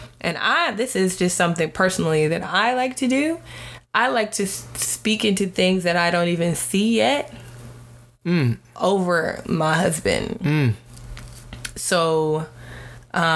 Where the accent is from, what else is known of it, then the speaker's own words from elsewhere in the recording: United States; I am African American